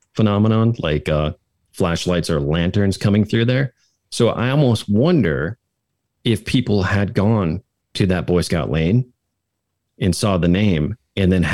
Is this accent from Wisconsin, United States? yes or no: yes; about 90 minutes north of Madison, Wisconsin, United States; I grew up about 90 minutes north of Madison, a small kind